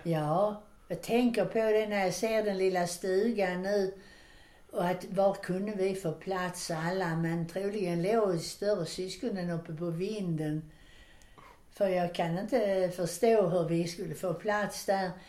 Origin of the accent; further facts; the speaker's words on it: Landskrona, Skåne, Sweden; vi hade ju det bra med att bada och så hemma i Landskrona i Borstahusen